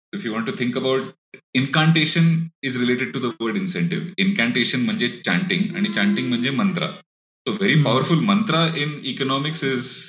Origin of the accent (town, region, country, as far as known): Pune, Maharashtra, India